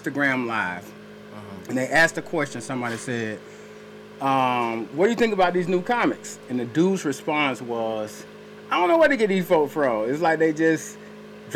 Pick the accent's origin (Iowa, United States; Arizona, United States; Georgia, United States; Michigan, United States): Georgia, United States; Atlanta; I'm from Atlanta, Georgia, sir. Born and raised